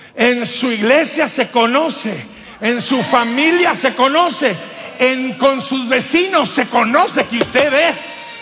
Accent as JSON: {"language": "Spanish", "region": "Durango", "country": "Mexico", "said": "Allá en mi pueblo de Durango"}